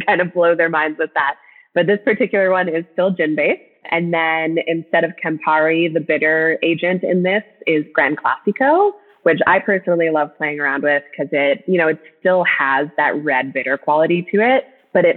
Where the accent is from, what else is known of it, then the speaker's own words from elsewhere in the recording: Minnesota, United States; I grew up in Minnesota. I grew up in the Midwest